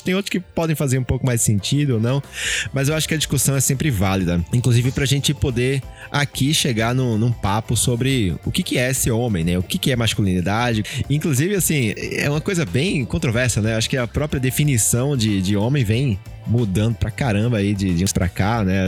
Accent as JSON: {"language": "Portuguese", "region": "Pernambuco", "country": "Brazil", "moved": "yes", "lives_now": "São Paulo, Brazil", "said": "Eu, eu não sou de São Paulo, sou de Pernambuco"}